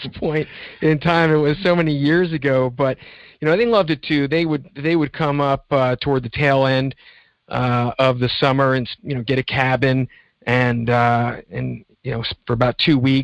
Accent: Philadelphia, Pennsylvania, United States; mainly in and around Philadelphia, and spent my summers in Northern Ontario

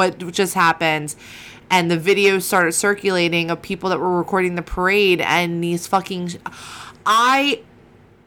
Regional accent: Williamstown, New Jersey, United States; I grew up in Williamstown, New Jersey

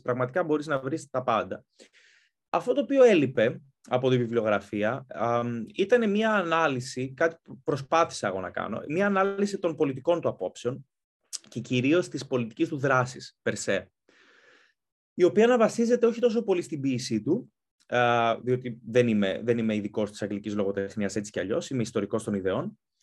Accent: Greece; moved away as an adult; also born or lived in Athens, Greece / London, United Kingdom; now in United Kingdom; μεγάλωσα στην Ελλάδα, σπούδασα στην Ελλάδα

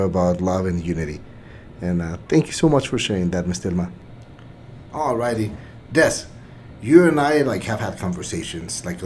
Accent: Mexico; now in El Paso, United States; I'm not originally from El Paso. I was born and raised in Mexico

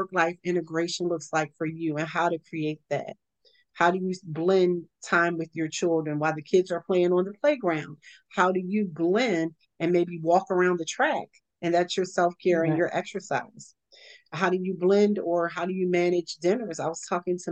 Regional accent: Baltimore, Maryland, United States; moved away; I'm originally from Baltimore years ago.

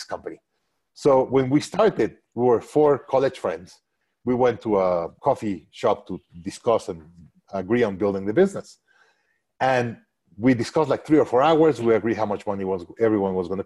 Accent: Mexico; moved away as an adult; also born or lived in Hong Kong; now in Austin, United States; the best place that I could be an entrepreneur is back in my home country. So I went back to Mexico

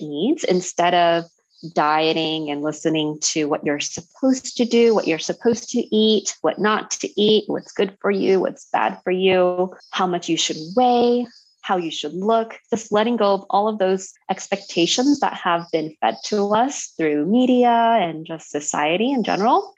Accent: Los Angeles, California, United States; moved away as an adult; now in Japan; I'm from Los Angeles. I grew up in California. I just came to Japan last fall in October

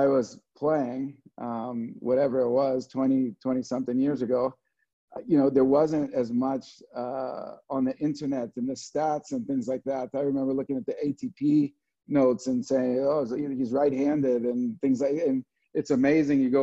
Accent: Los Angeles, California, United States; born or raised there; also born or lived in Scotland; now in North Carolina, United States

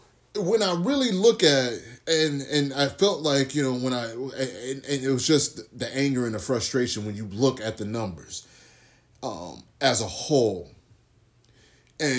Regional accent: the South, United States; I grew up in the South. Went to church a whole lot.

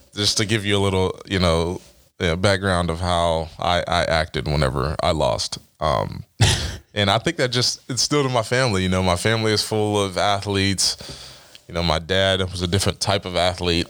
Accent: Dover, Ohio, United States; growing up in Dover

